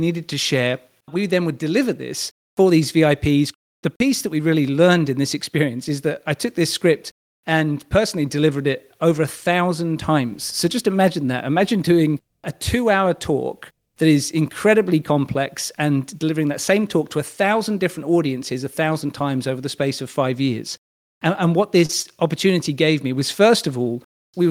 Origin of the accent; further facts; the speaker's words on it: United Kingdom; a British male